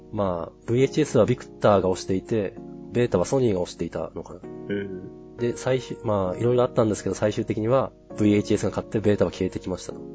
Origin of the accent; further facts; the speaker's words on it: Tohoku, Japan; 東北の田舎出身なんですけど